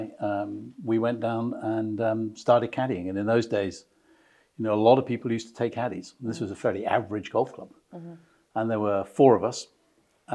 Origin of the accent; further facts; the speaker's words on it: Brighton, South East England, United Kingdom; I was born in Brighton in Sussex, so very much a southerner.